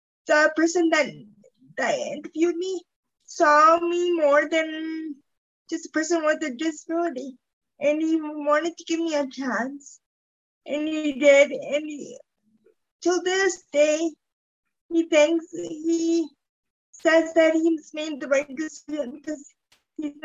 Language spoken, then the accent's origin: English; Calgary, Alberta, Canada; now in Airdrie, Canada; I am 40 years old, born and raised in Calgary, now living in Airdrie.